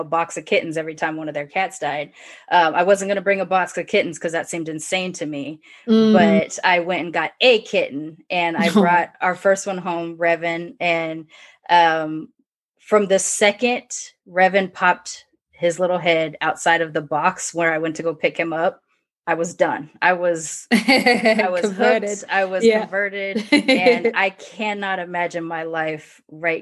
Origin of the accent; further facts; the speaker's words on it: United States; I'm American, born in America, I was raised partially by a British Caucasian woman and a Japanese woman